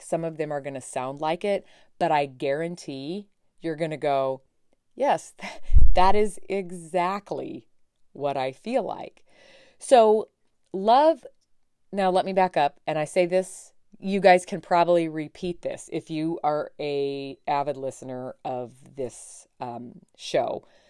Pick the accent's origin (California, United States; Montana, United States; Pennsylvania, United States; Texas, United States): Montana, United States; my home state, from Montana